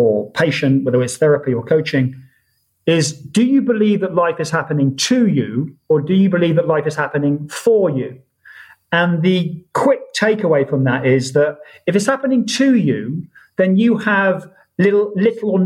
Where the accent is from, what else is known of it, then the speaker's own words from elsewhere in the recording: Oxford, South East England, United Kingdom; moved away as an adult; also born or lived in Ibiza; born in Oxford, born and bred in Oxford, stayed there for 18 or 19 years